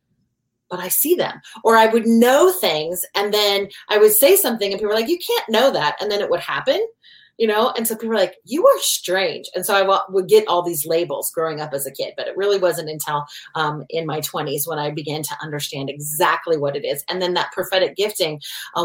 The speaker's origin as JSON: {"language": "English", "region": "Oregon", "country": "United States", "tie": "born or raised there", "also_born_or_lived": "Washington", "moved": "as an adult", "said": "I grew up in Oregon, and he moved us out of state to the state of Washington."}